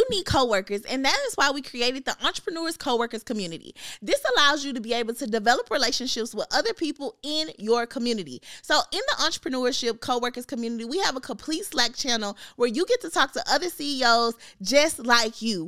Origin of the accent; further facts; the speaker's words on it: Memphis, Tennessee, United States; now in Atlanta, United States; I'm from Memphis